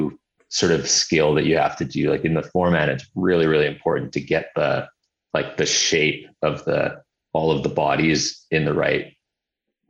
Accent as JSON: {"language": "English", "region": "Hawaii", "country": "United States", "tie": "born or raised there", "also_born_or_lived": "Summerland, Canada / Vancouver, Canada", "moved": "yes", "said": "growing up in Hawaii and then, you know, I had winters in Summerland and Vancouver"}